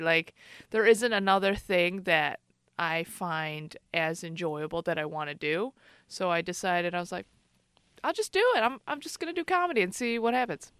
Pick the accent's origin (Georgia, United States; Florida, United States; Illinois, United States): Illinois, United States; Chicago; now in San Francisco Bay Area, United States; I grew up in Chicago.